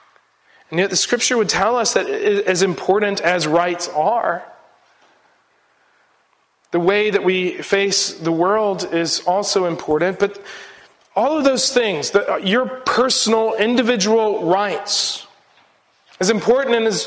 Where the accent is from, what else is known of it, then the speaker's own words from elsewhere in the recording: United States; being an American and the cultural baggage that I bring with me